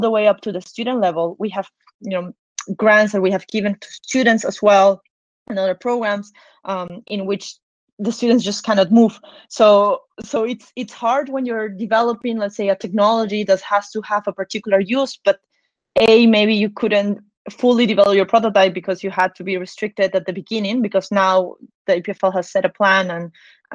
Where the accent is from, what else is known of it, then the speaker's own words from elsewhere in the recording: Peru; now in Switzerland; I'm actually from Peru in South America